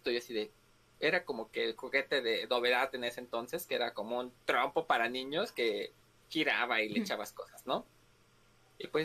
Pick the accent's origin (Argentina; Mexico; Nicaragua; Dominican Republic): Mexico; ¿Por qué somos así los mexicanos?